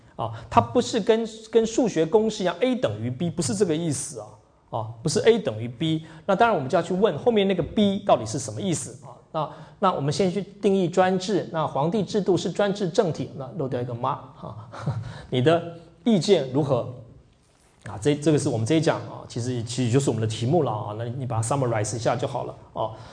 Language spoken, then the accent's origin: Chinese; Taiwan; 我从台湾来的